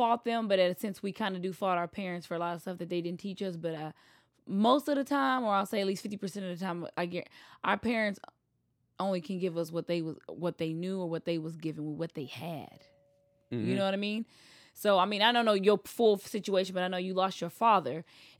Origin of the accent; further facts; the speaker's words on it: the South, United States; I grew up in the South. It's a lot easier.